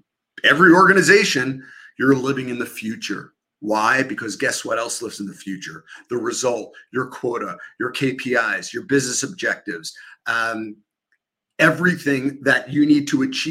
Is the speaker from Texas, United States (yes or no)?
no; New York, United States; accent: New York; my New York accent